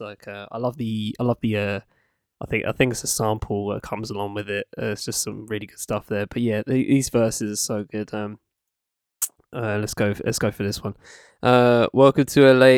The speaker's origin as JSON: {"language": "English", "area": "Essex", "region": "East of England", "country": "United Kingdom", "tie": "born or raised there", "also_born_or_lived": "Camden, London"}